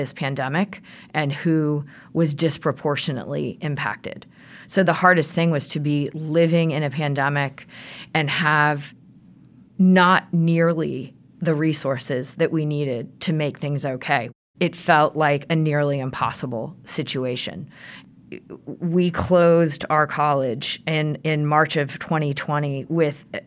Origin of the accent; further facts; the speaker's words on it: Midwest, United States; moved away as an adult; now in Rhode Island, United States; So I moved to Rhode Island 20 years ago. I'm a Midwesterner